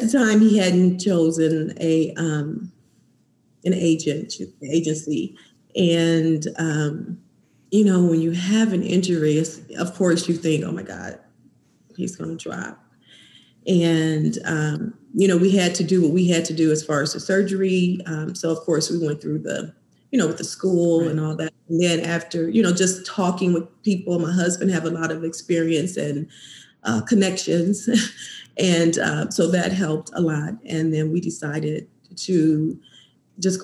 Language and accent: English; Valparaiso, Indiana, United States; moved away; from Valparaiso, Indiana, where we're originally from